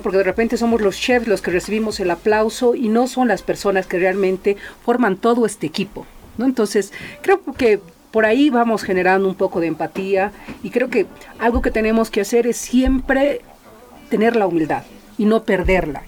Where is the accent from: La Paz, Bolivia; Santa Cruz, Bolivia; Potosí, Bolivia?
La Paz, Bolivia; also born or lived in Chulumani; muy, muy pequeña me han traído aquí a la ciudad de La Paz